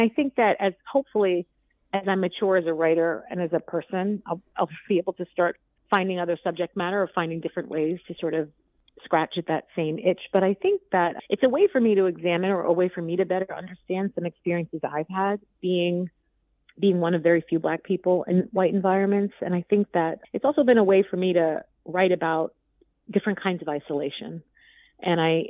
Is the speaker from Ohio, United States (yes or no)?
no; New York City, New York, United States; also born or lived in Vermont; I'm from the Bronx. Yeah, I grew up in New York City and have spent most of my life here.